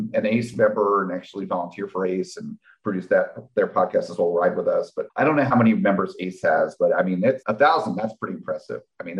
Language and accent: English; New Jersey, United States; I'm from New Jersey.